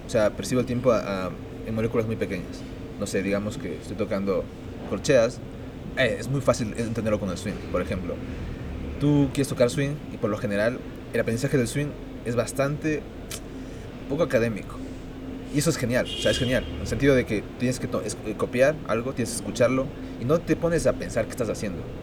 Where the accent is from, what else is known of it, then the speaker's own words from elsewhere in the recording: Ecuador; yo soy ecuatoriano